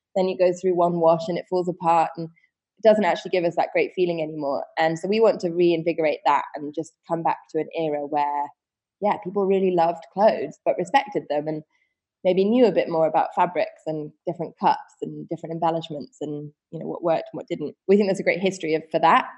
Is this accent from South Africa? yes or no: no; Wiltshire, South West England, United Kingdom; I was born in Wiltshire, which is a, a, county out in the West Country in the UK. In and I grew up in a um, very small, I would say village